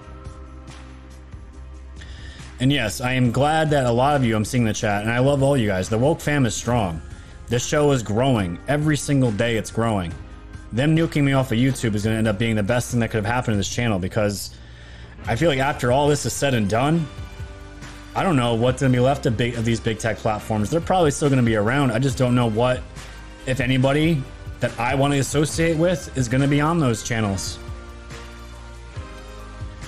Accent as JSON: {"language": "English", "region": "New York", "country": "United States", "tie": "born or raised there", "said": "growing up in New York my entire life"}